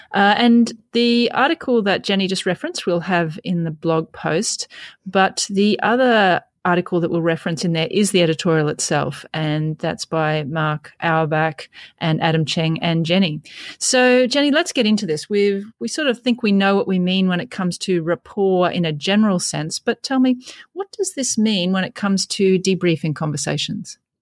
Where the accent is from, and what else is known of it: Australia